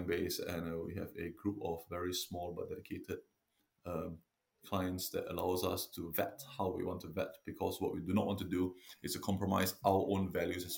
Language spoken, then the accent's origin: English; Singapore; moved away as an adult; also born or lived in London, United Kingdom; now in Devon, United Kingdom; I'm originally from Singapore, and I came over to UK in 99 to study veterinary medicine in London at the RVC